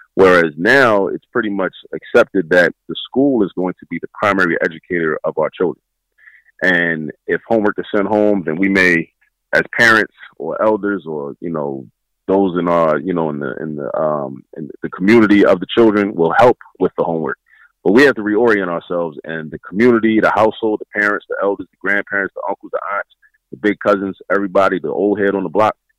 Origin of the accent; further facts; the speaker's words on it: Baltimore, Maryland, United States; moved away as an adult; now in Philadelphia, United States; I was raised in raised in Baltimore